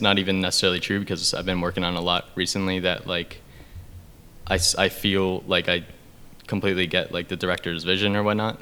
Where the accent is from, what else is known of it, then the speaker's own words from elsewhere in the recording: York, Pennsylvania, United States; I'm shooting a feature in my hometown right now, which oh, is nice. in York, PA